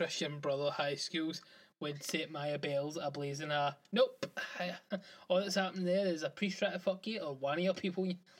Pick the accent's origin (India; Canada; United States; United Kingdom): United Kingdom; Glasgow, Scotland; I'm from Glasgow.